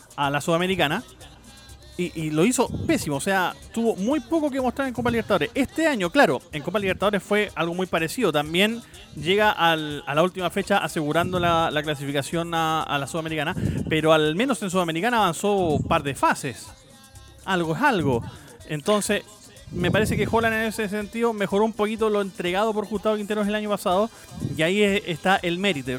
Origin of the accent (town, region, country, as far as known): Chile